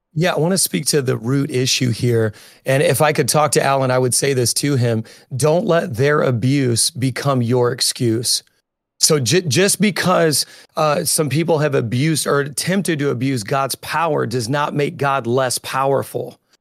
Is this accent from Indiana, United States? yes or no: yes; Indiana, United States; also born or lived in Chicago, United States; now in New York, United States; I'm originally from Indiana, so I'm fifty percent, uh, hillbilly and fifty percent city slicker